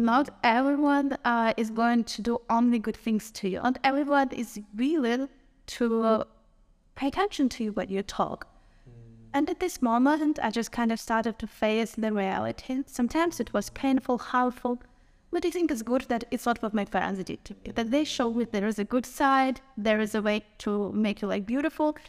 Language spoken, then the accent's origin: English; Ukraine; from Ukraine